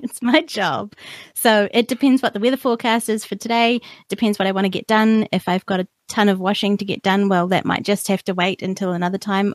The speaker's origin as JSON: {"language": "English", "country": "New Zealand", "tie": "born or raised there", "said": "I'm a New Zealander born and bred here"}